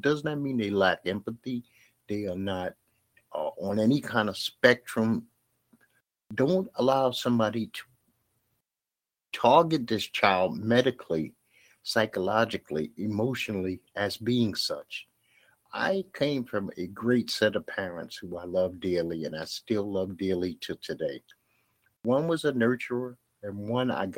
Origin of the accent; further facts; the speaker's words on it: New York City, New York, United States; I grew up in Bed-Stuy, Brooklyn